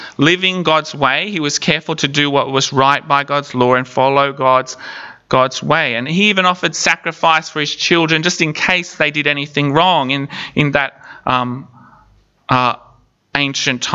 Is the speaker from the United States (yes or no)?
no; Palm Island, Queensland, Australia; When I was a kid growing up on Palm Island